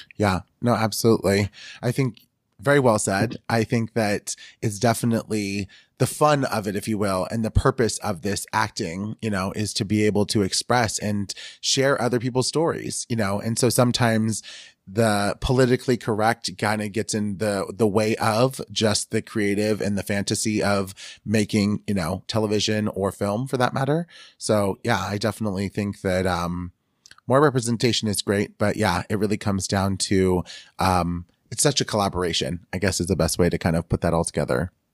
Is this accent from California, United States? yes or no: yes; Northern California, United States; growing up in Northern California